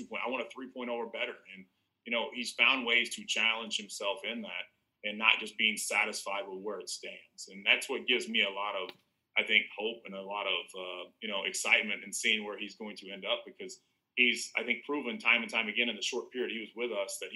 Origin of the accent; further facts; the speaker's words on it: Southern Illinois, United States; I'm from Southern Illinois